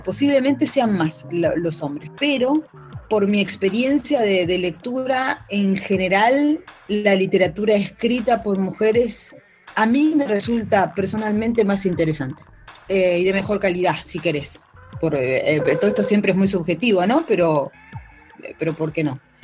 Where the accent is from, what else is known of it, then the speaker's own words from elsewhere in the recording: Argentina; elijo Argentina sí, por supuesto, porque es lo que es mi país natal